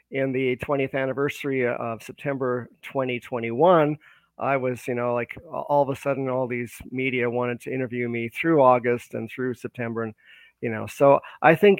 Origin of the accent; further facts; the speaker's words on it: Vancouver, British Columbia, Canada; also born or lived in Toronto; I was born in Vancouver, British Columbia. And I lived out here for a good part of my life growing up here, going through school